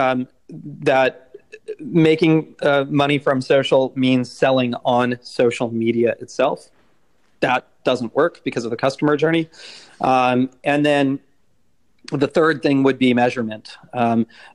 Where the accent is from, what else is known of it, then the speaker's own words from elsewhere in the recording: Silicon Valley, California, United States; moved away as an adult; also born or lived in India; I grew up in the Silicon Valley